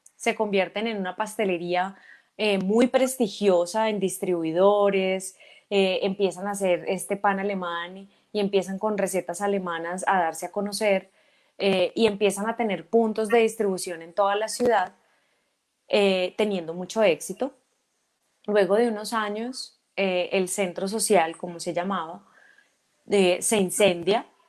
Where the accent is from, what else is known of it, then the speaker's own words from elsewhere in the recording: Ibagué, Tolima, Colombia; yo nací en Ibagué en el año 1980, eh, ibaguereña totalmente.